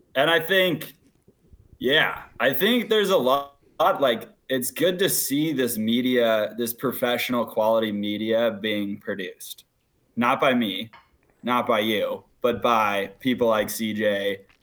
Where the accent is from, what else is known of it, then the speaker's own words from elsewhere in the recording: Washington, United States; I'm from Washington State, Colorado. It's where my dad's from